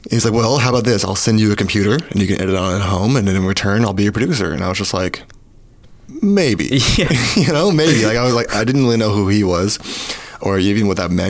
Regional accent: Kentucky, United States; Kentucky, and I'm from Kentucky, so that was really cool.

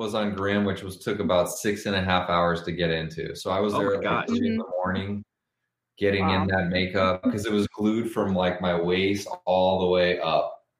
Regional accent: Los Angeles, California, United States; I grew up in Los Angeles

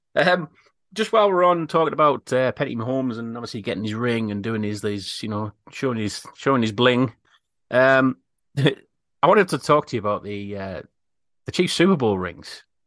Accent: United Kingdom; We're very British

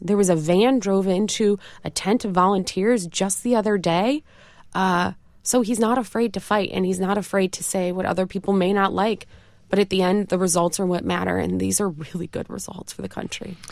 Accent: Rochester, New York, United States; accent: upstate New York twang; also born or lived in Connecticut; I am from Rochester, New York.

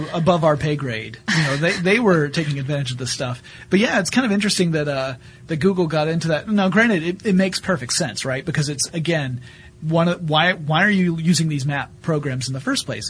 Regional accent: the South, United States; now in Atlanta, United States; I'm a Southerner

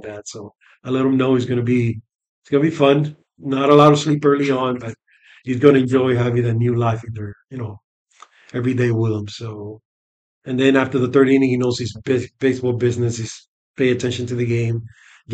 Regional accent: New York City, New York, United States; born or raised there

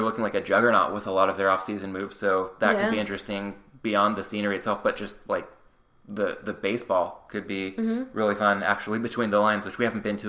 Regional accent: San Diego, California, United States; now in Los Angeles, United States; my hometown

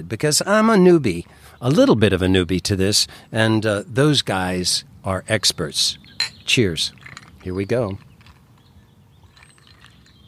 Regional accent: Georgia, United States; moved away; also born or lived in Western Maryland; I'm a Southern boy. I was raised up in Georgia

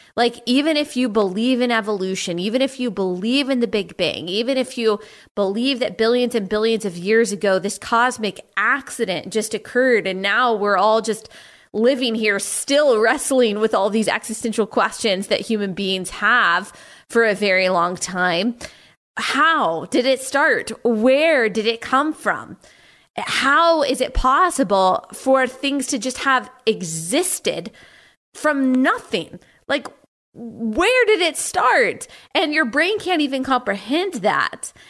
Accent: Texas, United States; I'm from Texas

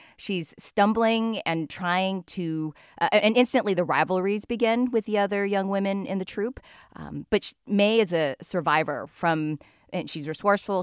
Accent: United States; I'm the American born daughter of Chinese immigrants.

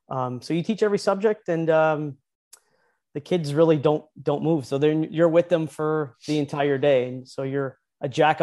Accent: St. Catharines, Ontario, Canada; Like I said, basically a town called St. Catharines. I was born and raised there.

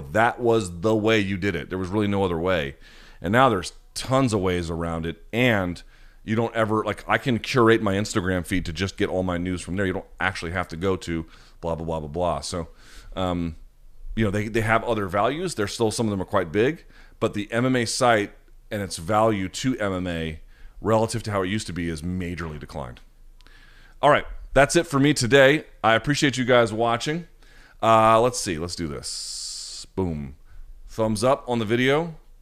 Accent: United States; as an American

